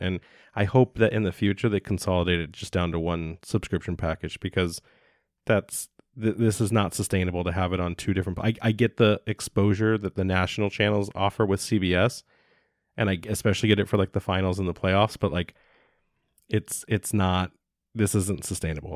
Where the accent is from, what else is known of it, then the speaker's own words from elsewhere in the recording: United States; as an American citizen